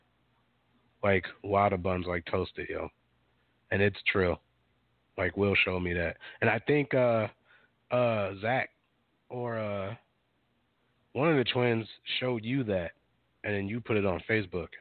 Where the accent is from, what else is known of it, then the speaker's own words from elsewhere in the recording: Minneapolis, Minnesota, United States; I grew up in Minneapolis